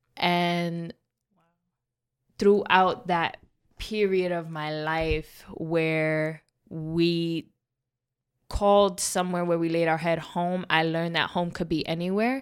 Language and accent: English; New York City, New York, United States; moved away as an adult; now in Tampa, United States; Born and raised in the Bronx, New York